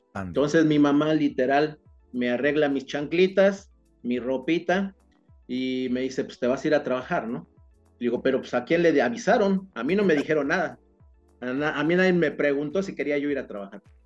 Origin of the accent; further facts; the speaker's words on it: State of Mexico, Mexico; now in Cancún, Mexico; yo soy del Estado de México y bueno, y las circunstancias y la vida me trajeron a Cancún, ¿no? Pero yo soy originario, yo nací en el Estado de México